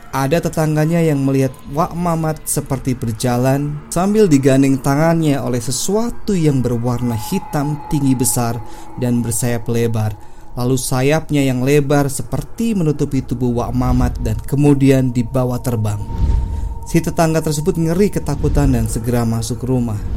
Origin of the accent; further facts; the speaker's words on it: Balapulang, Central Java, Indonesia; born there; desa tempat kelahiran saya, yaitu Desa Balapulang, Kabupaten Tegal, Jawa Tengah.